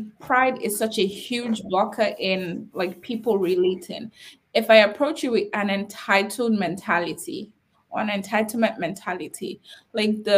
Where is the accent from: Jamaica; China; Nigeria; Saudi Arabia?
Nigeria; I'm Nigerian